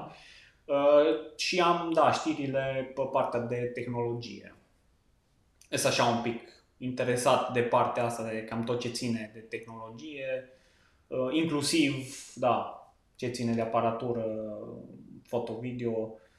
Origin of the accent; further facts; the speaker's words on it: Lipova, Arad County, Romania; also born or lived in Cluj-Napoca; sunt de lângă Arad, localitatea Lipova